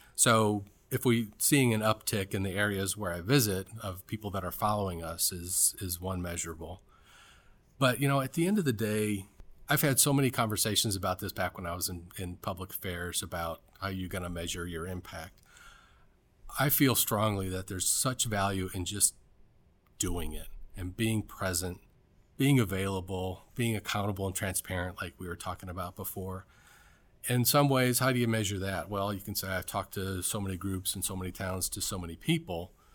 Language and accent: English; Cleveland, Ohio, United States; moved away; also born or lived in Atlanta / Washington, D.C.; I'm from Cleveland, Ohio.